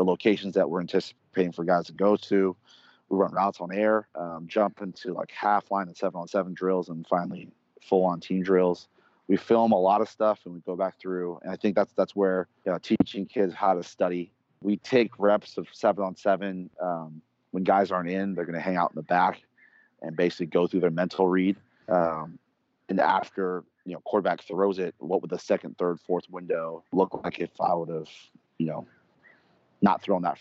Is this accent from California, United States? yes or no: yes; Bay Area, California, United States; I'm born and raised in the Bay Area